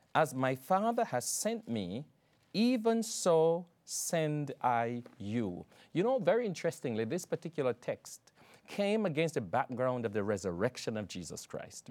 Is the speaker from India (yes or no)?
no; Jamaica; moved away; I'm from Jamaica, and back there, um, I had, at one stage, twelve churches that I pastored